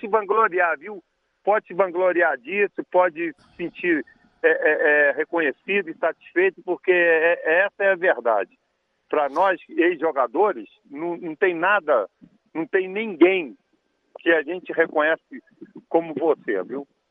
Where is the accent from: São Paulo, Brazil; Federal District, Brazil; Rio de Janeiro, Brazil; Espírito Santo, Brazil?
Rio de Janeiro, Brazil; sou de Olaria, né? Eu morei, fui criado em Olaria